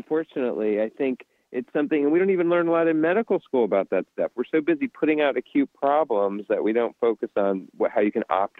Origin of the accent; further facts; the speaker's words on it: Charleston, South Carolina, United States; South Carolina, Charleston.